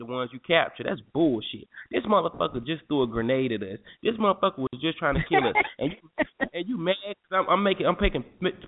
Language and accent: English; United States; I'm American.